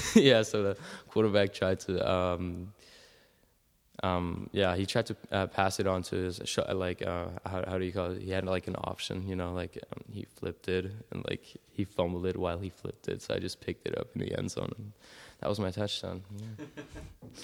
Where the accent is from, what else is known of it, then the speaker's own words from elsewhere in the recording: Salzburg, Austria; also born or lived in Keizer, Oregon; I'm from Salzburg, Austria